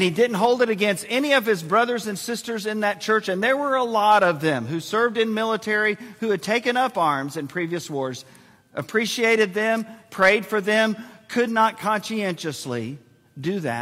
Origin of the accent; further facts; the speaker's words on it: San Antonio, Texas, United States; Joyce and I were born and raised in San Antonio